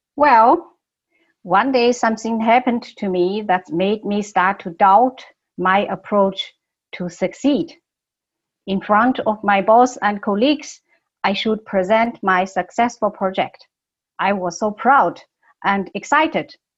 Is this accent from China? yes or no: yes; Beijing, China; English is a second language; moved away as an adult; also born or lived in Germany; I was born in Beijing more than 30 years ago, I moved to Germany to study.